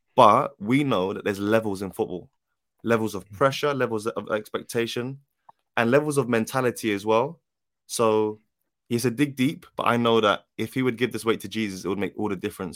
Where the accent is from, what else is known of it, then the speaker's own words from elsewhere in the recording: London, United Kingdom; I'm from South London